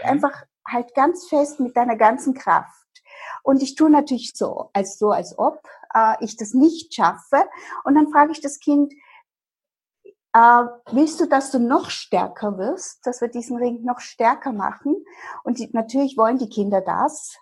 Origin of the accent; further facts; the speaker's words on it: Dresden, Saxony, Germany; moved away as an adult; now in Vienna, Austria; Ich war aufgewachsen in Dresden und lebe seit 30 Jahren, mehr als die Hälfte meines Lebens in meiner Wahlheimat Österreich und in Wien